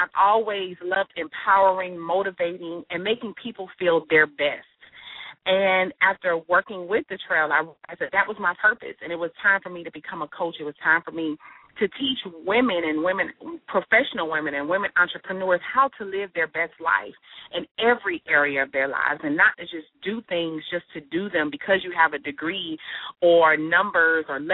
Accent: Miami, Florida, United States; I am originally from Miami, Florida, and after graduating high school

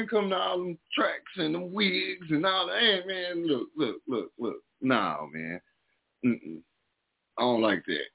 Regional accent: Mineola, Texas, United States; accent: southern; moved away; I'm from Texas, man. I'm from East Texas, a little old bit of town called Mineola

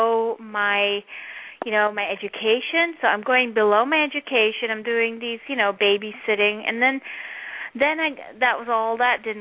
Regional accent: Netherlands; moved away; I'm from Holland.

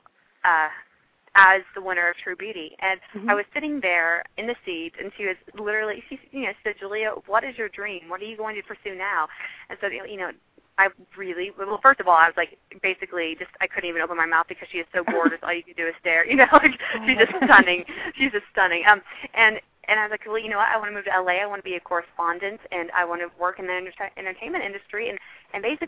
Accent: Texas, United States; I'm a girl from Texas

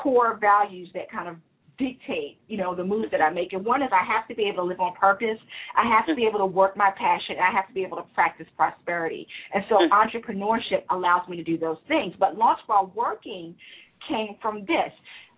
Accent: Philadelphia, Pennsylvania, United States; I grew up in Philadelphia

